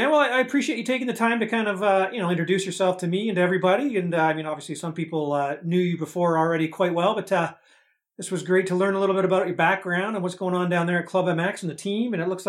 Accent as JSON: {"language": "English", "town": "London", "region": "Ontario", "country": "Canada", "said": "I'm actually from London here, and I'm in London now."}